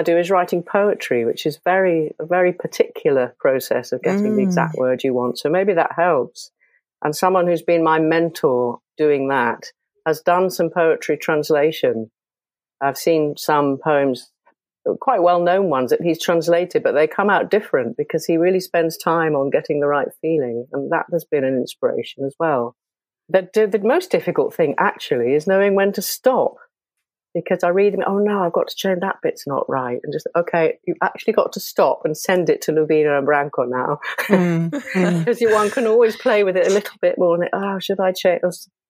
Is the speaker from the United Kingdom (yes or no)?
yes; England, United Kingdom; born there; now in Wales, United Kingdom; From Wales. I'm living in Wales. I was born in England, lived in Wales for some time now.